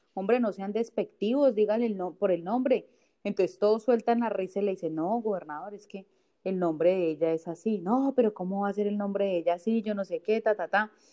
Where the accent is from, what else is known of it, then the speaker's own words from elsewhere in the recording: Bogotá, Colombia; moved away as an adult; now in Villavicencio, Colombia; yo nací en Bogotá y me vine a vivir acá a Villavicencio hace más o menos como unos 12 años